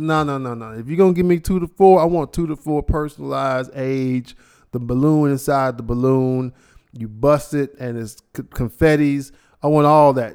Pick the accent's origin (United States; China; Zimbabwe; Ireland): United States; Ohio; I'm from Ohio